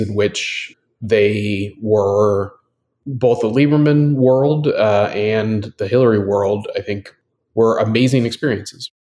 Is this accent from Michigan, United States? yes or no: no; Washington, United States; now in Brooklyn, United States; I grew up in Washington State. I'm somewhat of a transplant to the East Coast. Have been here now for about 15 years and uh, live in Brooklyn